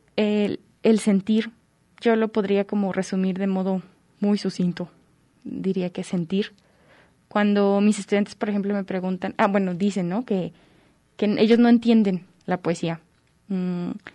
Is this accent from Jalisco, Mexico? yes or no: yes; Tepatitlán de Morelos, Jalisco, Mexico; yo nací en Tepatitlán de Morelos, Jalisco, como a una hora de aquí más o menos